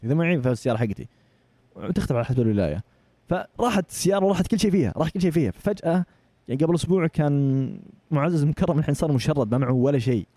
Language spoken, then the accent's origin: Arabic; Saudi Arabia; من السعودية